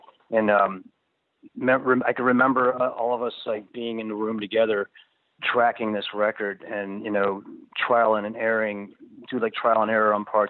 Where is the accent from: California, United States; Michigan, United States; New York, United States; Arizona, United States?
New York, United States; Queens; born there; also born or lived in Pennsylvania / Florida; I was born in Queens.